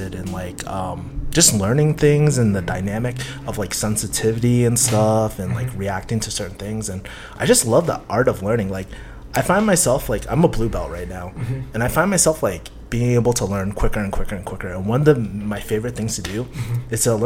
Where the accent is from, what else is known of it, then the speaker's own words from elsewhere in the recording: Boston, Massachusetts, United States; moved away; I'm originally from Boston